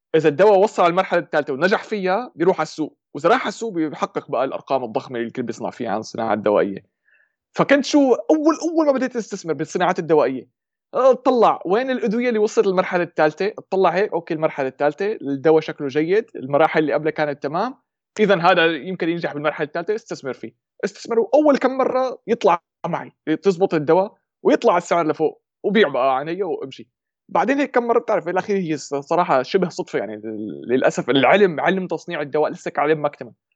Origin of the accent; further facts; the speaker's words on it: Syria; accent: Shami (Levantine); moved away as an adult; now in Germany; من سوريا يمكن باين من لهجتي فورا شامي